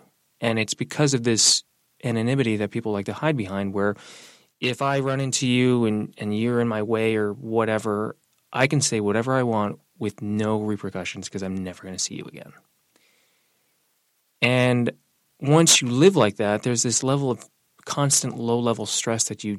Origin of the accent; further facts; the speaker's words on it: Singapore; also born or lived in Brooklyn; now in Vermont, United States; My youngest sister is Chinese American that we adopted when I was a kid when I was growing up in Singapore. So the transition from Brooklyn to Vermont was actually pretty smooth.